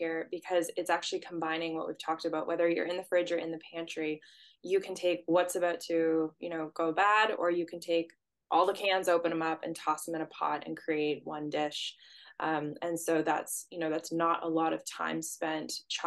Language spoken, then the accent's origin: English; Canada; we're Canadian